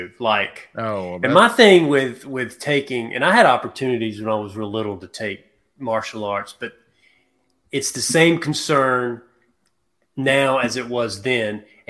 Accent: South Carolina, United States; also born or lived in Georgia; now in Madison, Georgia, United States; I'm from South Carolina.

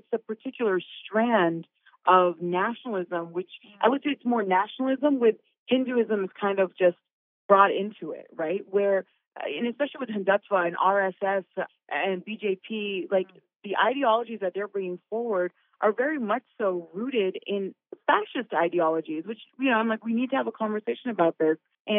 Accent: Pakistan; like I was born in Pakistan. I was raised, I knew I was Pakistani. I have a Pakistani passport as well.

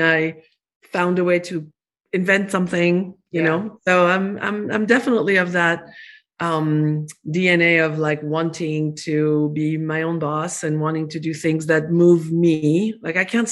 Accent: France; English is a second language; moved away as an adult; now in Arizona, United States; I was born in France

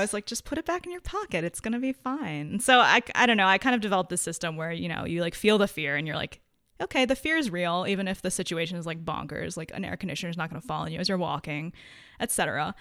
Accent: Connecticut, United States; I grew up in Connecticut

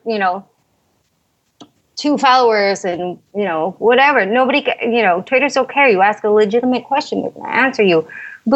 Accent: Chicago, Illinois, United States; moved away; I was from Chicago

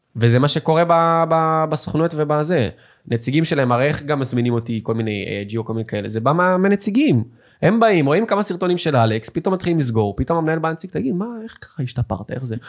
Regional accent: Petah Tikva, Central District, Israel; also born or lived in Russia (born, emigrated at age 5); באיזה שכונה גדלתי, בפג'ה בפתח תקווה

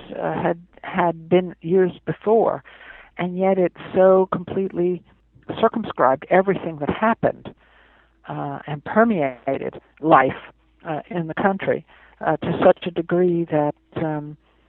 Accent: Englewood, New Jersey, United States; I was born not too far from Manhattan in Englewood, New Jersey

